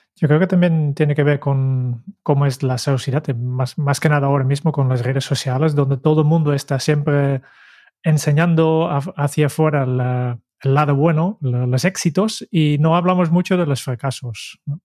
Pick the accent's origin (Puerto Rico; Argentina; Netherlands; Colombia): Netherlands; como holandés